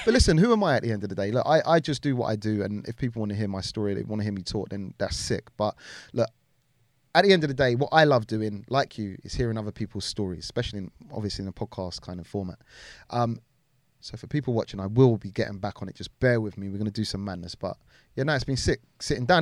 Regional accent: Wembley, London, United Kingdom; also born or lived in Harrow; I'm Harrow, yeah, borders Wembley. I spent a lot of my time growing up in Wembley

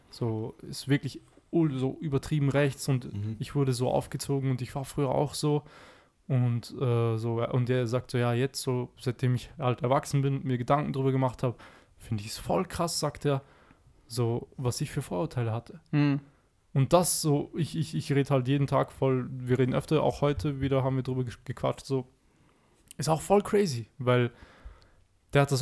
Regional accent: Austria; ich bin in Österreich geboren, so, ich, ich lebe hier, ich bin hier, ich durfte hier aufwachsen.

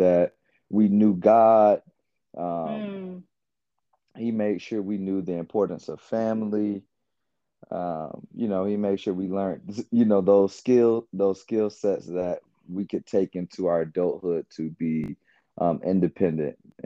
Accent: Atlanta, Georgia, United States; also born or lived in Covington, Georgia; I'm originally from Atlanta, Georgia. So where my family is pretty much from

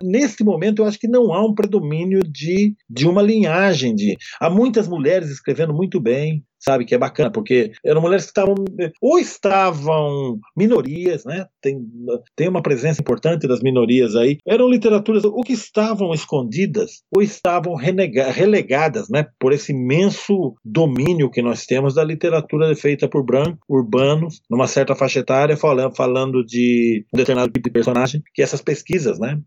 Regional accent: Amparo, São Paulo, Brazil; now in São Paulo, Brazil; Eu sou de Amparo, eu sou de uma cidade pequena

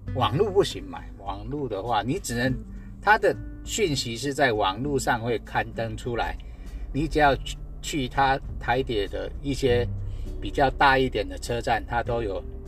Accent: Guanxi, Hsinchu County, Taiwan; 我是来自新竹关西的淳朴青年

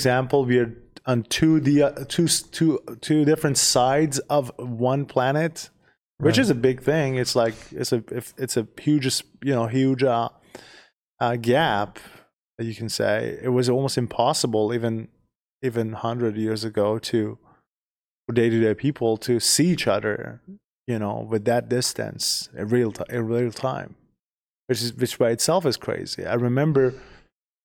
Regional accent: Iran; moved away as an adult; now in United States; We are originally from Iran.

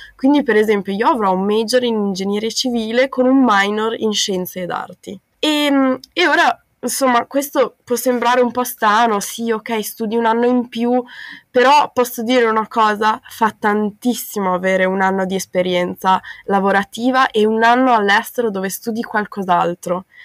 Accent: Bolzano, Trentino-Alto Adige, Italy; moved away as an adult; also born or lived in Australia; now in Netherlands; sono di Bolzano in Trentino Alto Adige, ho 21 anni

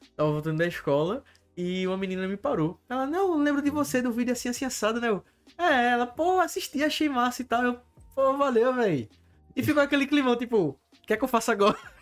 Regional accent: Alto da Bondade, Recife area, Pernambuco, Brazil; sou do Alto da Bondade

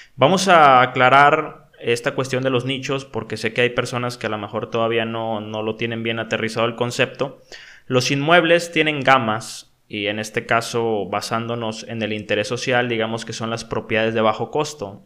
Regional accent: Mexico; en mi país

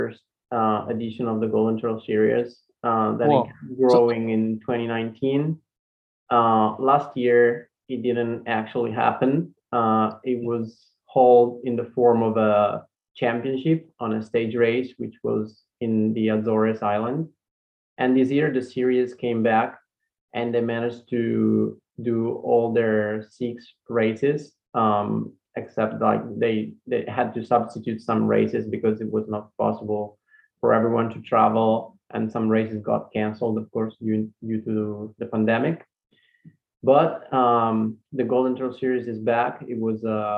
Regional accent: Italy; I'm from Italy

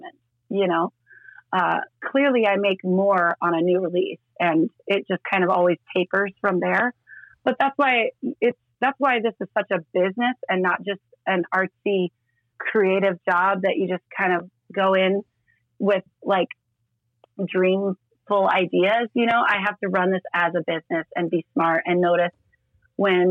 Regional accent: Estherville, Iowa, United States; moved away as an adult; now in Sioux Falls, United States; I grew up in Northwest Iowa.

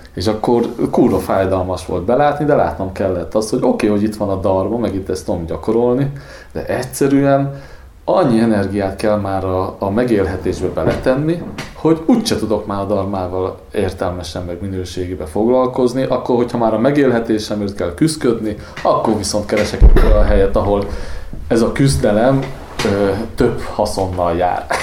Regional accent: Sopron, Győr-Moson-Sopron, Hungary; now in Budapest, Hungary; én Soproni vagyok

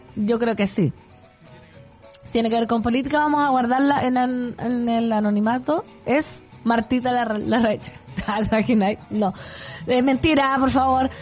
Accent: Putaendo, Valparaíso, Chile; mi pueblo putaendo

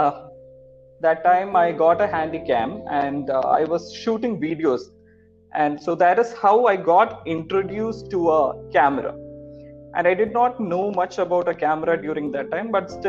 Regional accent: Thrissur district, Kerala, India; moved away as an adult; also born or lived in Pondicherry; now in Chennai, India; I'm from Kerala, Thrissur district of Kerala. I did my schoolings in Kerala

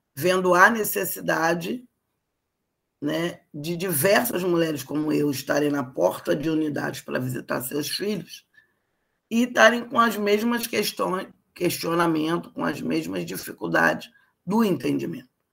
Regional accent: Rio de Janeiro, Brazil; eu sou carioca, né? Nascida no bairro de Botafogo, aqui no, no município do Rio de Janeiro

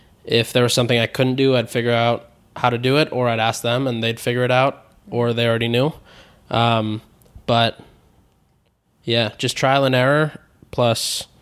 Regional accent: San Diego, California, United States; So I grew up in San Diego.

